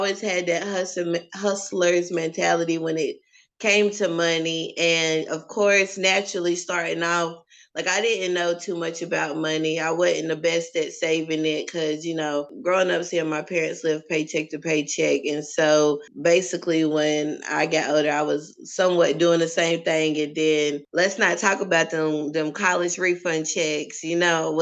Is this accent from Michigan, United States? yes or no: no; Troutman, North Carolina, United States; moved away as an adult; also born or lived in Petersburg, Virginia / Baton Rouge, Louisiana; now in Richmond, United States; So I'm from North Carolina, small town, Troutman, the Trout, as some people call it. And now I'm here in Richmond, Virginia